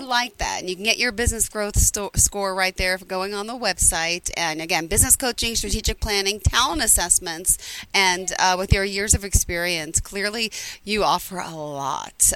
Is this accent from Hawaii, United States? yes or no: no; Long Island, New York, United States; I'm from Long Island.